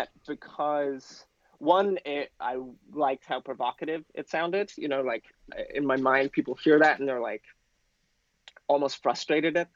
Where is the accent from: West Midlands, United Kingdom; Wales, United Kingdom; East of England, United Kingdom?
Wales, United Kingdom; Penarth; now in New York, United States; I'm originally from Wales